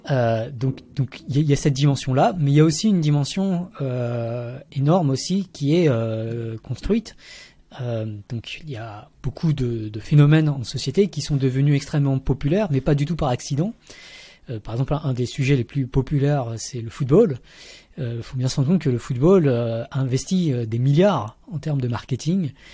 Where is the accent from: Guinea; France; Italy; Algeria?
France; Paris region, Île-de-France; moved away as an adult; also born or lived in Vietnam / Montreal, Canada / Switzerland; je suis né au Vietnam, mais j'ai grandi en région parisienne